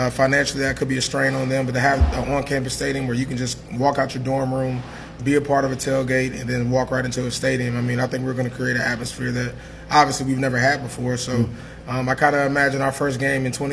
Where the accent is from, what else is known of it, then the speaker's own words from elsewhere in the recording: Tallahassee, Florida, United States; I grew up on Florida State's campus